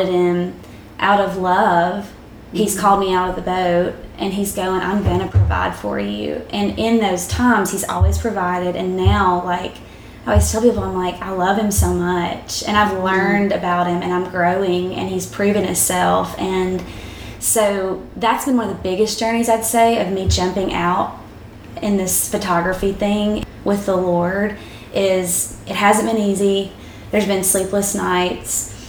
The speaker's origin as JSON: {"language": "English", "region": "South Arkansas", "country": "United States", "tie": "born or raised there", "moved": "yes", "said": "I was actually back in my hometown. So it was the home I grew up in South Arkansas"}